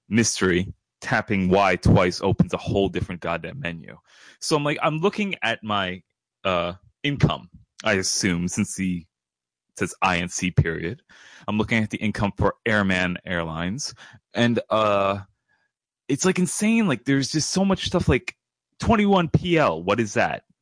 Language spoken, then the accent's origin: English; New York, United States; I'm from New York